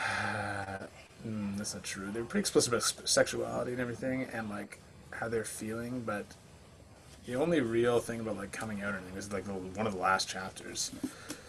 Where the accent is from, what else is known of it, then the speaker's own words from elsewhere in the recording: Atlantic Canada, Canada; moved away; also born or lived in Rocky Mountains; I'm actually from out east.